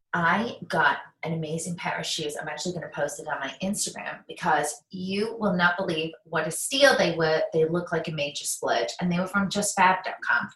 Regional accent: England, United Kingdom; now in United States; I'm English

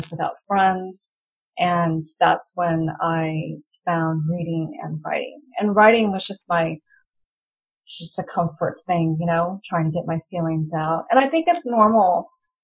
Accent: United States; first language English; moved away as an adult; now in Rayong, Thailand; I was born and raised in America

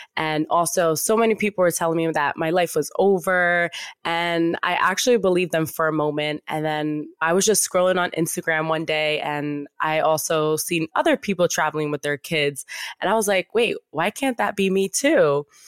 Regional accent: Yonkers, New York, United States; We would see him at, like, baseball games and everything growing up in Yonkers.

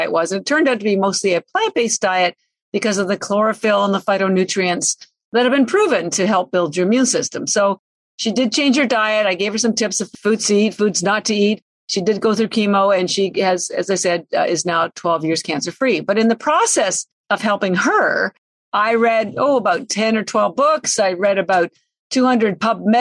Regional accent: Canada; now in Boston, United States; I'm Canadian, but I live in Boston

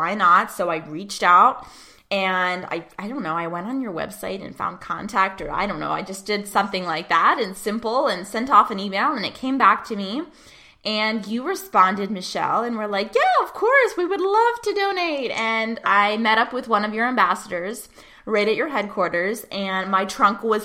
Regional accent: Pittsburgh, Pennsylvania, United States; my hometown of Pittsburgh, Pennsylvania

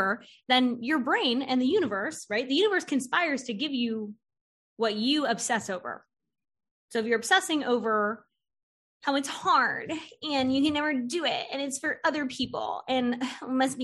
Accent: Florida, United States; now in North Carolina, United States; I'm from Florida originally, and I wanted to move to North Carolina

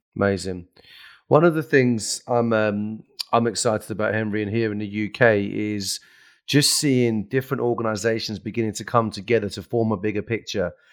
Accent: England, United Kingdom; we're English and we're British, right?

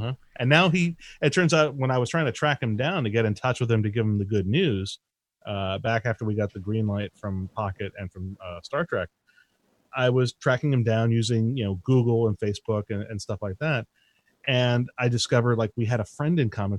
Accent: Easthampton, Massachusetts, United States; moved away; I grew up in East Hampton, Massachusetts.

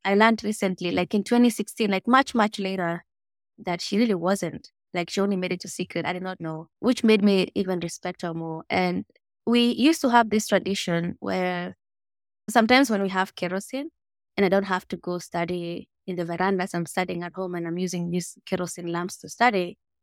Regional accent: Mogotio, Baringo County, Kenya; I grew up in Mogotio, which is a small village, four hours north of Nairobi

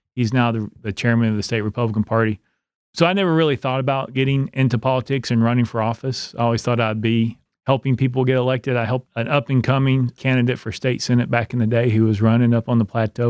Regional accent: Knoxville, Tennessee, United States; also born or lived in Oak Ridge, Tennessee; now in Cumberland County, United States; I grew up in Knoxville, went to high school there, finished high school in Oak Ridge

